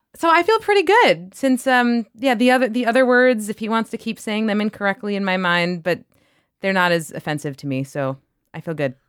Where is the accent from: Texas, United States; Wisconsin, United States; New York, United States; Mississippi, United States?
New York, United States; I grew up in New York